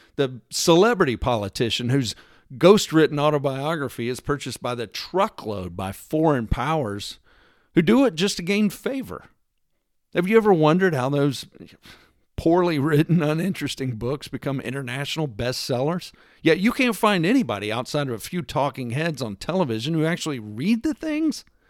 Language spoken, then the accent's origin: English; Texas, United States; I'm from Texas